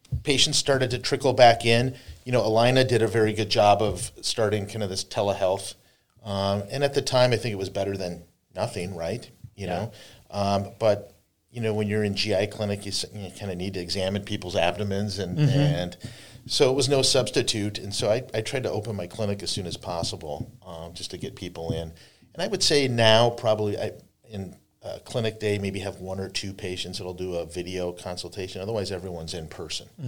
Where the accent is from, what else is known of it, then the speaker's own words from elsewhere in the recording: North Dakota, United States; also born or lived in Fargo-Moorhead; now in Buffalo, United States; I grew up in North Dakota